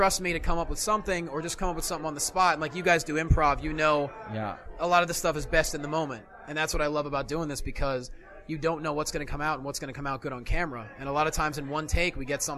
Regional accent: Lehigh Valley, Pennsylvania, United States; I grew up in the Lehigh Valley of Pennsylvania

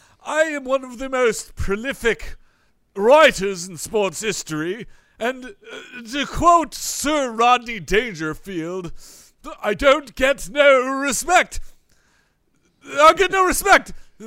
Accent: United States; born there; No, I was born in America. This is just how I chose

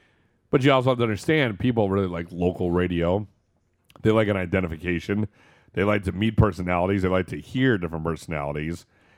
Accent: East Coast, United States; I listened to Howard Stern when I was a kid. I mean, I was from the East Coast a lot

